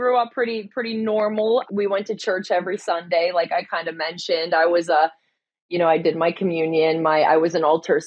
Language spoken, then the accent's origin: English; Pittsburgh, Pennsylvania, United States; also born or lived in California; So I ran home to Pittsburgh